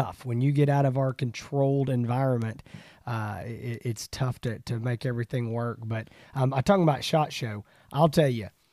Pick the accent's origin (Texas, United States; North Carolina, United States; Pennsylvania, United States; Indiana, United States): Texas, United States; East; we're both from East Texas